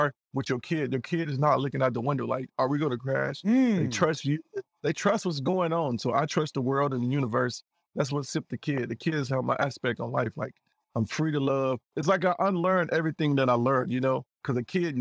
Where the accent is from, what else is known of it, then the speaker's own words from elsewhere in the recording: Iowa, United States; also born or lived in Mississippi; I was born in Iowa, raised in Iowa, but half of my life I was raised in Mississippi.